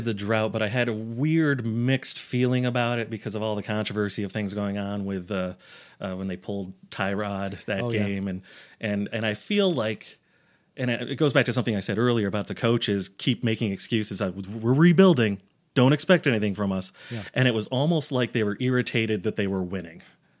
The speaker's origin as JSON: {"language": "English", "country": "United States", "tie": "born or raised there", "said": "I grew up in Giants and Jets country in a small town. I grew up on a dairy farm"}